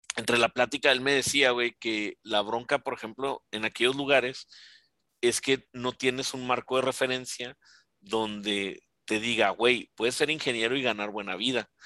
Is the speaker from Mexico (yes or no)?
yes; Ciudad Juárez, Chihuahua, Mexico; yo que crecí aquí en Juárez